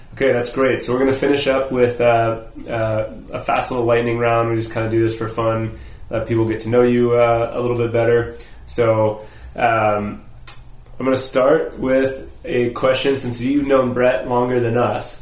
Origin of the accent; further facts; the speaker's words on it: Dallas, Texas, United States; moved away; I grew up in Dallas